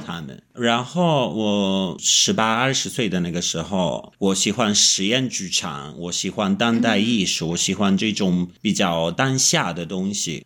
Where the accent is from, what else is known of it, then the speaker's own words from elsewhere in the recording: Italy; Chinese is a second language; moved away as an adult; also born or lived in Kunming, China / Beijing, China / Shanghai, China; 我是意大利人，但是我断断续续地在中国住过十年了